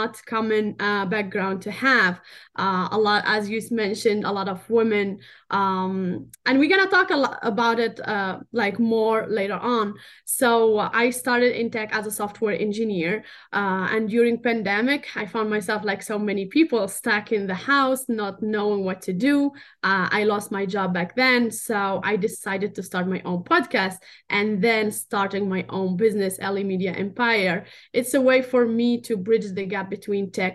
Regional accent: Tunisia; English is a second language; moved away; I'm North African. I'm from Tunisia

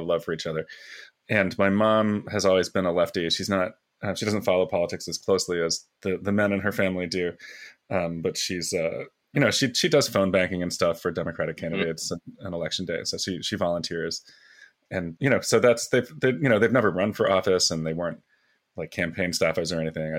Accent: New Jersey, United States; When I was a boy, and this is in a small town in South Jersey, the T-ball teams in my hometown

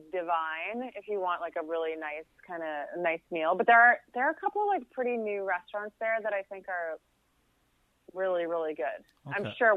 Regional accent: Toronto, Ontario, Canada; there was some like pushback when I got there and I was from Toronto and, I felt very vulnerable

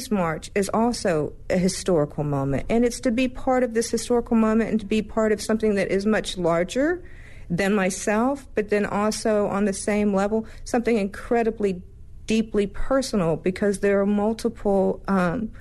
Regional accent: North Georgia, United States; I was a 14-year-old girl that was growing up in North Georgia

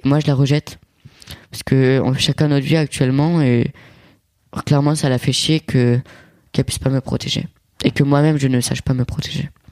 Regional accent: Italy; moi je suis italien et mon père c'est cliché italien

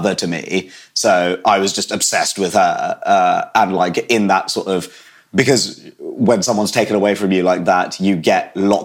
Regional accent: United Kingdom; I was born in Britain and have lived here my whole life

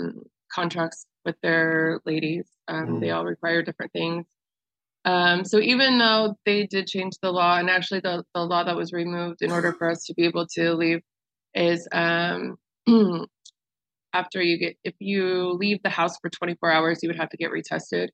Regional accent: Missouri, United States; now in Nevada, United States; I'm from a humid place. I'm from Missouri and it's very humid there.

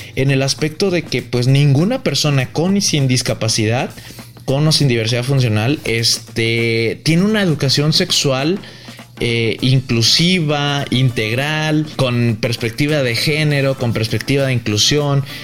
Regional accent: Guadalajara, Jalisco, Mexico; yo soy de Guadalajara

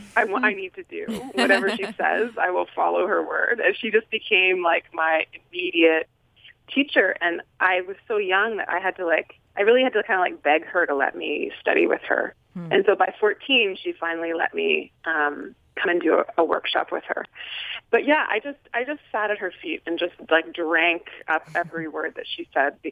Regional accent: Nelson, British Columbia, Canada; I grew up in a small town in British Columbia called Nelson, B.C., in Canada

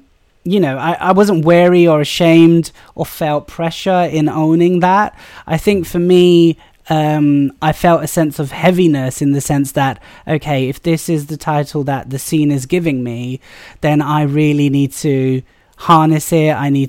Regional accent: United Kingdom; I think the best thing I say about being British South Asian is that you get to celebrate all the different sort of religions that, you know, culturally and ethnically we come from.

